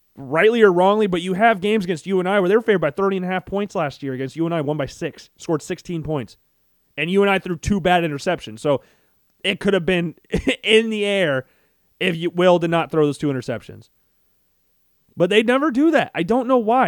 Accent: Iowa, United States; I grew up around Iowa fans

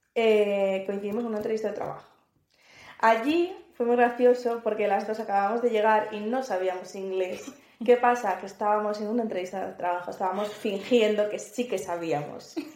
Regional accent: Spain; moved away as an adult; now in Malta

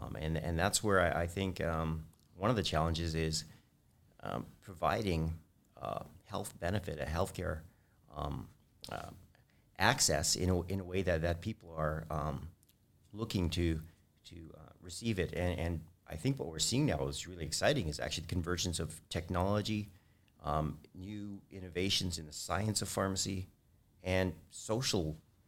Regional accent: Edmonton, Alberta, Canada; also born or lived in Ontario; I was born in Canada. I was actually born in Ontario, but I moved to Edmonton when I was 8.

